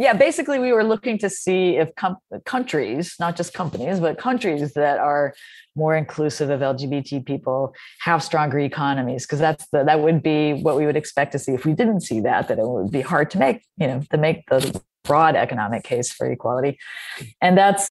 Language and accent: English; North Carolina, United States; I'm from North Carolina